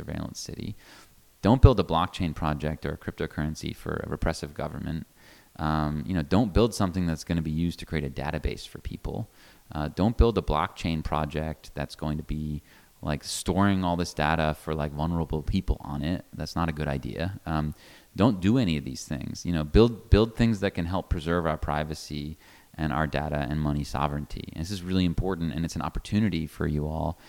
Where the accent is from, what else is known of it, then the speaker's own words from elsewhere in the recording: United States; an American